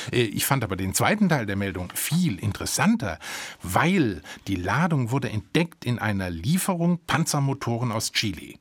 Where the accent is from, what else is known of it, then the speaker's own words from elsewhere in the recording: Germany; von uns Deutschen